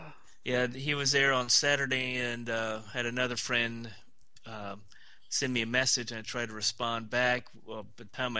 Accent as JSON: {"language": "English", "region": "Florida", "country": "United States", "tie": "born or raised there", "said": "My parents moved to Florida about 1963."}